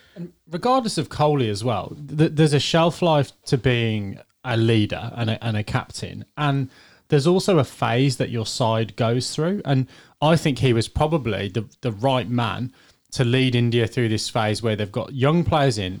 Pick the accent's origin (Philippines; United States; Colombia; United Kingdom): United Kingdom; England; as an Englishman